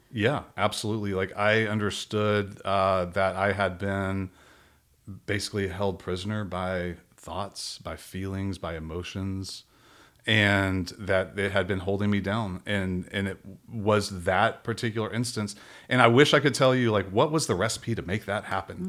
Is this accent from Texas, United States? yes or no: yes; Robinson, Texas, United States; moved away; I grew up in a really small town outside of Waco, Texas